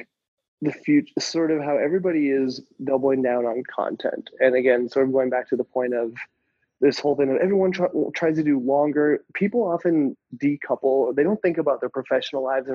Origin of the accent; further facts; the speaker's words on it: United States; moved away as an adult; also born or lived in Thailand / Asia; I'm American